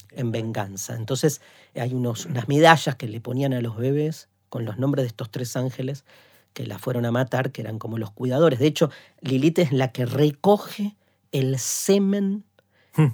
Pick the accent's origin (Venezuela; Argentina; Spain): Argentina; nuestro país